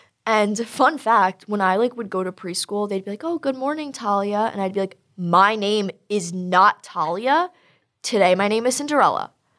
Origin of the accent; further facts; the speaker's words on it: Long Island, New York, United States; I'm from Long Island also